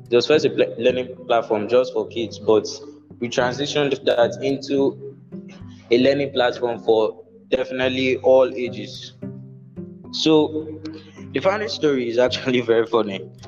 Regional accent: Nigeria; Yes, yes, I'm Nigerian.

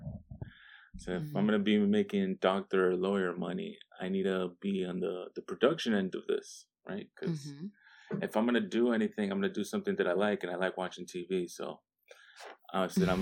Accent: Miami, Florida, United States; moved away as an adult; also born or lived in Vermont; now in Washington, D.C., United States; I'm originally from Miami, Florida. I'm born and raised.

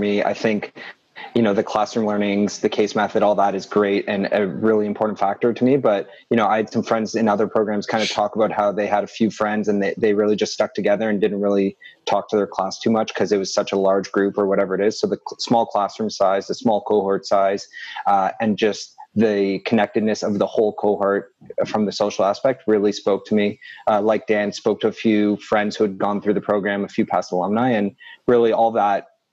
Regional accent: Toronto, Ontario, Canada; also born or lived in London, Ontario; I'm also from Toronto, but did my undergrad in London

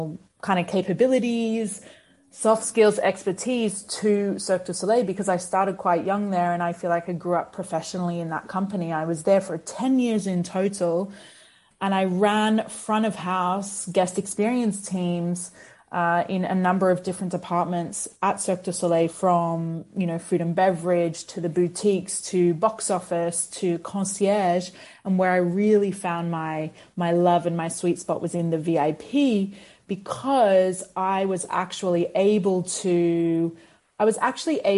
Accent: Australia; moved away; I grew up in Australia

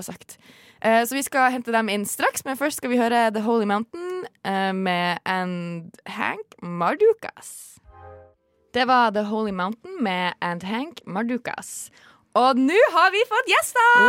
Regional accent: Tromsø, Troms, Norway; moved away; hjemme i Tromsø så er det jo mørketid

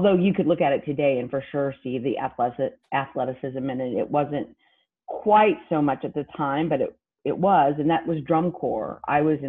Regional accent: Hutchinson, Kansas, United States; now in Houston, United States; What I lovingly refer to as the armpit of the United States of America, Hutchinson, Kansas

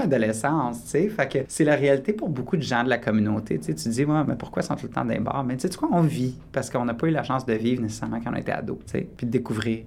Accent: Quebec, Canada; also born or lived in Borden, Ontario; now in Toronto, Canada; je suis québécois

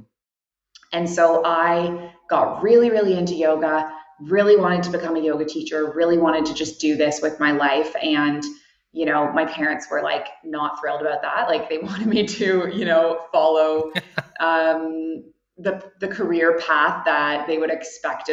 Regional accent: Toronto, Ontario, Canada; moved away as an adult; also born or lived in Kuwait / Abu Dhabi; now in Bali, Indonesia; I am originally from Canada, and I grew up in downtown Toronto

